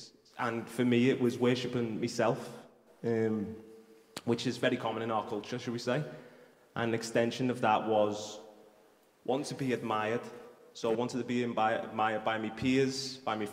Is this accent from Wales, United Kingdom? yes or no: no; Liverpool, North West England, United Kingdom; accent: Scouse; I'm from Toxteth, just down the road